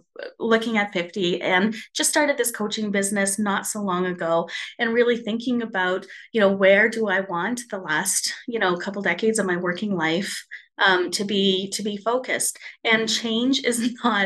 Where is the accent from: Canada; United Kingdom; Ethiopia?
Canada; Spruce Grove, Alberta; I've decided to open up a chapter here in my hometown of Spruce Grove